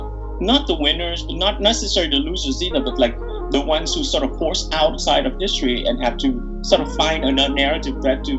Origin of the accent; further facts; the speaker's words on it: Vietnam; now in United States; for me growing up in Vietnam, I never thought I would cross the border and become an American